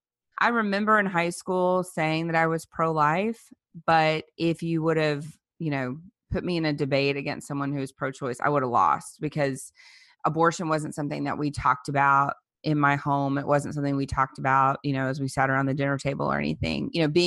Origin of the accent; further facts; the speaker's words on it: Louisiana, United States; I grew up in South Louisiana, and there were no abortion clinics